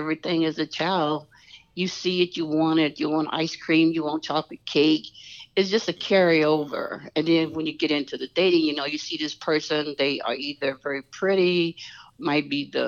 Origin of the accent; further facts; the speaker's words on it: Memphis, Tennessee, United States; I'm from Memphis. So Memphis was a pretty predominantly black city.